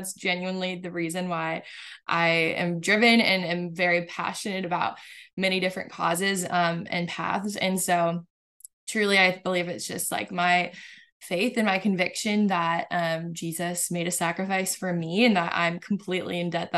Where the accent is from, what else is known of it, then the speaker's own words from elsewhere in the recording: California, United States; So I grew up in Southern California. Mm-hmm. And so Mexico was like a 30-minute drive away.